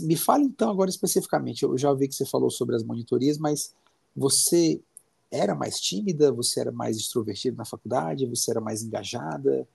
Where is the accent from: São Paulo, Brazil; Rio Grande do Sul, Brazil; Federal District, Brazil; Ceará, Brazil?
Ceará, Brazil; Fortaleza; now in Curitiba, Brazil; eu sou cearense, sou de Fortaleza